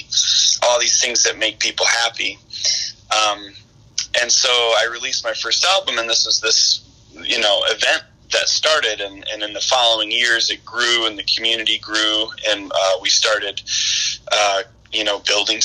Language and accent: English; Lake City, Michigan, United States; I grew up on Earthwork Farm, as I mentioned before, just outside of Lake City up here